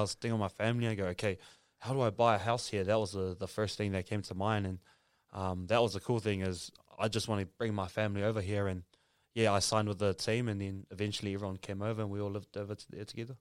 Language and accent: English; Auckland, New Zealand; also born or lived in Samoa; grew up in Otara, South Auckland